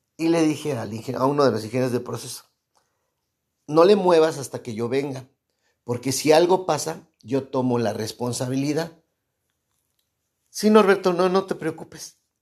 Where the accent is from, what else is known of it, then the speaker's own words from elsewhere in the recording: Mexico; soy mexicano